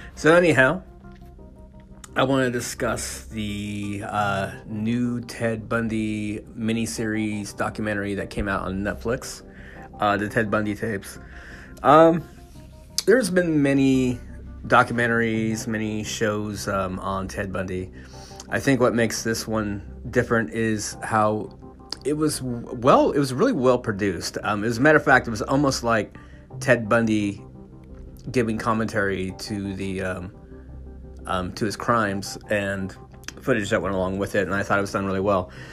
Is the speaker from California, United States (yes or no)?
yes; California, United States; I grew up in California in the early '80s